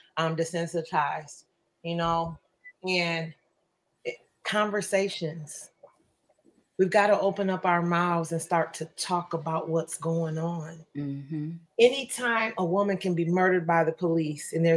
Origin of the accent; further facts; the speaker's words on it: Flint, Michigan, United States; also born or lived in Port Huron, Michigan; I grew up in Flint